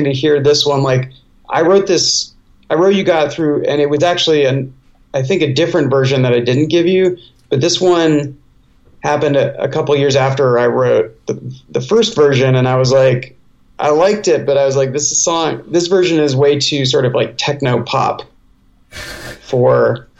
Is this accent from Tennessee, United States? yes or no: no; Bay Area, California, United States; I grew up where I grew up in the Bay Area